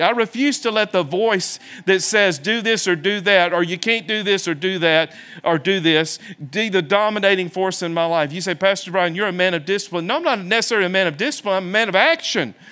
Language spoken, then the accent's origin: English; the South, United States; moved away; also born or lived in Birmingham, Alabama; I come from the South